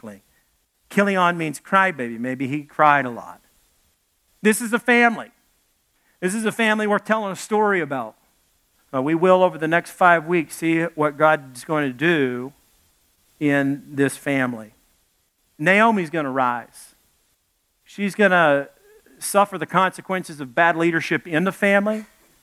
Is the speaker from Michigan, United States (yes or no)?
no; Arkansas, United States; also born or lived in Dallas, Texas; I come from Arkansas. I was born in Dallas, grew up in Arkansas